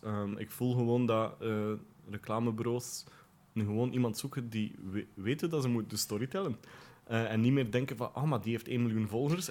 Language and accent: Dutch; Ypres, Flanders, Belgium; moved away as an adult; also born or lived in Poperinge / Brussels; now in Bonheiden, Belgium; Ik ben geboren in Elverdingen, dat is een deelgemeente van Ieper. Ehm, daar ben ik groot geworden